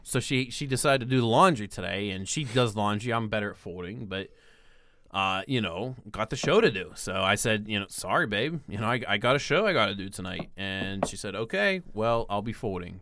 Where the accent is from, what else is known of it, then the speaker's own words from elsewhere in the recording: Pittsburgh, Pennsylvania, United States; my hometown of Pittsburgh